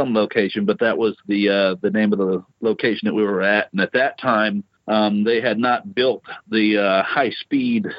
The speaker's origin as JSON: {"language": "English", "region": "Louisiana", "country": "United States", "tie": "born or raised there", "moved": "as an adult", "said": "I grew up in Louisiana and joined the Marine Corps when I was 19"}